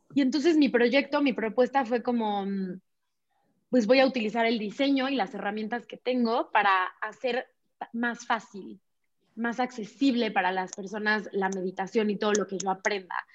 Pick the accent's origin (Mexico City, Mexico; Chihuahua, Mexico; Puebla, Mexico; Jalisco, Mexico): Puebla, Mexico; moved away as an adult; also born or lived in Barcelona, Spain; yo nací en Puebla, ahí vivía en Puebla